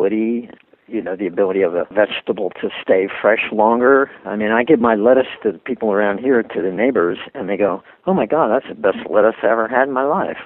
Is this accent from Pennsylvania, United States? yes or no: yes; Philadelphia, Pennsylvania, United States; I was brought up a Catholic in Philadelphia